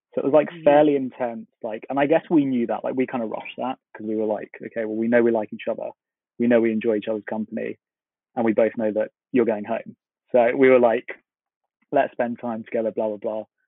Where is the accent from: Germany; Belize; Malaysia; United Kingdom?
United Kingdom; London; I am from London, from the UK.